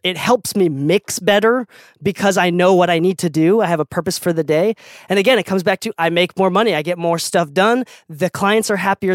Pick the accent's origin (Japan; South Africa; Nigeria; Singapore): Japan; Okinawa; moved away; also born or lived in Utah; I'm from an island, right? I'm from Okinawa, Japan.